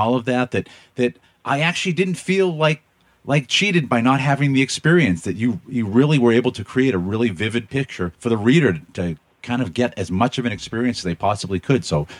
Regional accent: Boston, Massachusetts, United States; So I grew up around Boston.

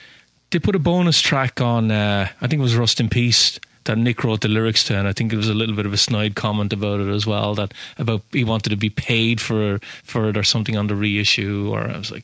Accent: Ireland; now in Lowell, United States; I'm Irish.

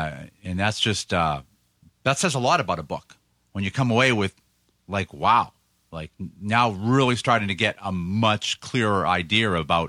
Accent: United States; I grew up in America

